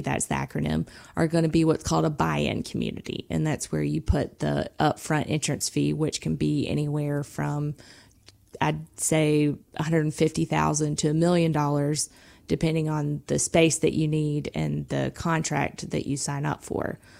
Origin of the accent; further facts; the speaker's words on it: South Georgia, United States; I'm from South Georgia